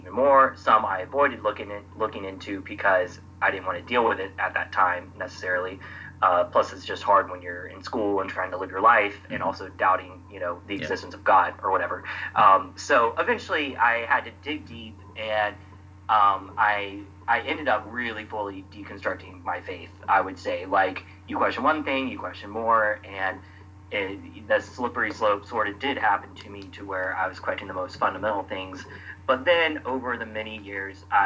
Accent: Atlanta, Georgia, United States; now in Brooklyn, New York, United States; I'm from Atlanta area, and I grew up a Christian

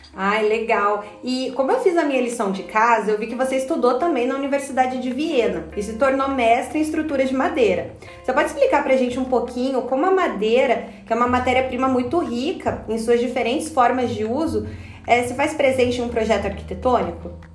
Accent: Japan; E eu, como japonesa

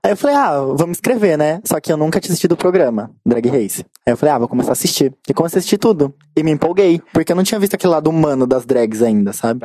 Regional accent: São Paulo, Brazil; eu sou de um lugar bem irônico. Hum. Vila das Belezas, na Zona Sul

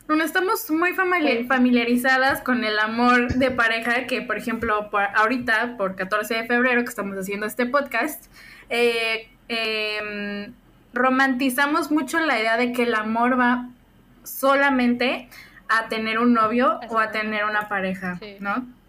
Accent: Puebla, Mexico; estudio Administración de Negocios Internacionales, soy de Puebla

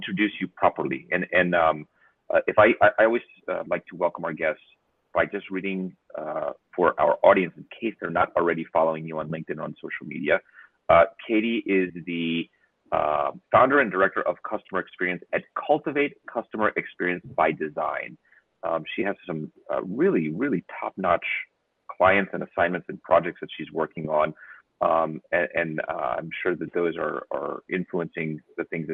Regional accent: United States; as an American

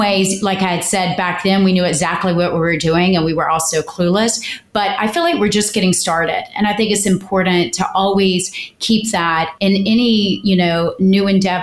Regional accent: South Georgia, United States; moved away; I came from South Georgia, honey, and I didn't plan to go back.

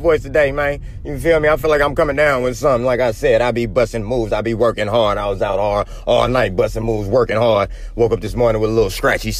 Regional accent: Oakland, California, United States; born from Oakland

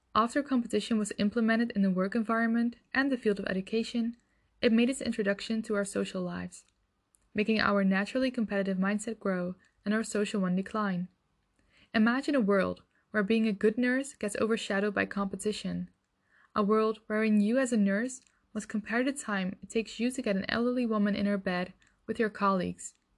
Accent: Netherlands; I'm from the Netherlands

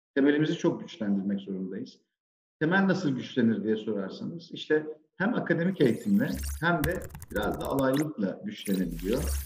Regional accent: Sivas, Sivas Province, Turkey; moved away as an adult; now in Istanbul, Turkey; ben 1980 Sivas doğumluyum. Ee, ilk orta ve lise öğrenimi Sivas'ta gerçekleştirdim. Daha sonra üniversiteyle birlikte e, İstanbul'a geldim.

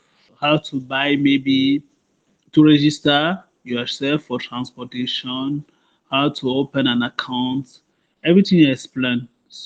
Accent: Cameroon; moved away as an adult; now in France; I'm from Cameroon. I am 30 years old. I'm currently living in France.

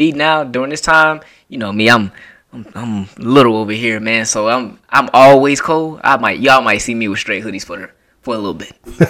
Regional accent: Florida, United States; I'm from Florida.

